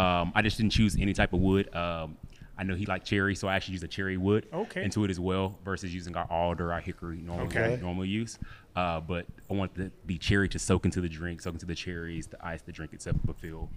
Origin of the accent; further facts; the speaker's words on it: Tyler, Texas, United States; From Tyler, Texas.